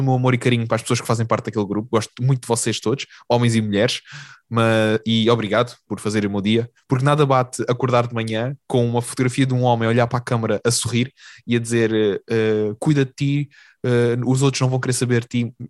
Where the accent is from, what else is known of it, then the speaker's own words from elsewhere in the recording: Algarve, Portugal; now in Lisbon, Portugal; nós, enquanto Algarvio e Alentejano